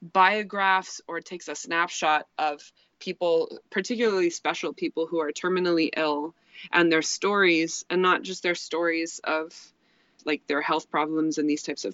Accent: Corvallis, Oregon, United States; also born or lived in Moscow, Idaho / Nashville, Tennessee; I grew up in the Pacific Northwest of the United States. I was born in Moscow, Idaho, which was a small college town in the panhandle of Idaho. Moved around quite a bit. Settled in Corvallis, Oregon for my middle school and high school, and then moved to Nashville, Tennessee

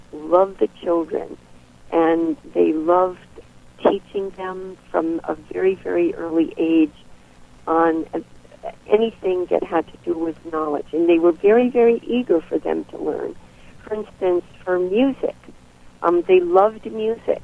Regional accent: United States; also born or lived in Bulgaria; now in Cape Cod, United States; as an American

